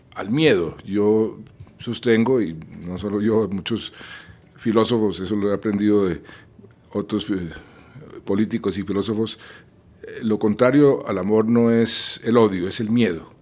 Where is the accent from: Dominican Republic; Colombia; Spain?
Colombia; yo crecí en Colombia